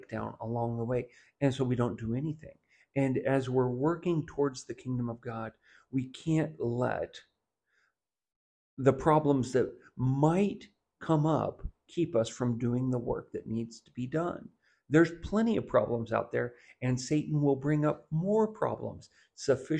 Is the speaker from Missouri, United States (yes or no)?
yes; Southwest Missouri, United States; growing up in Southwest Missouri